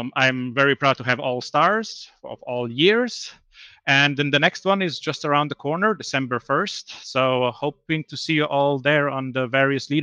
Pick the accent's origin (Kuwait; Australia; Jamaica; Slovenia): Slovenia; moved away as an adult; now in Sweden; I'm originally from Slovenia, but I've been in Sweden now for over 10 years